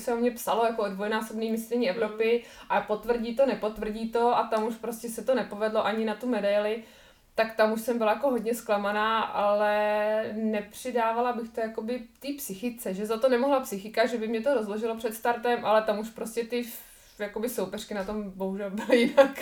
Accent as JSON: {"language": "Czech", "country": "Czechia", "said": "u nás v Čechách"}